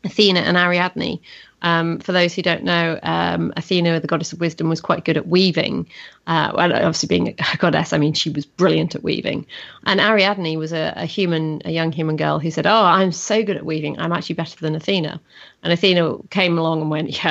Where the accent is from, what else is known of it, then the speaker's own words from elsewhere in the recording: Yorkshire and the Humber, United Kingdom; growing up in North Yorkshire